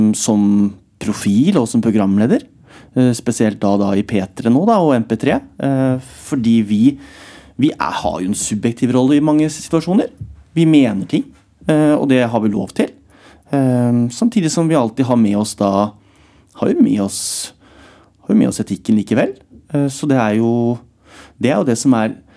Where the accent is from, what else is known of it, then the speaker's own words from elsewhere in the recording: Alvdal, Innlandet, Norway; moved away; Hjemme på Strømmen, da, hvor jeg vokste opp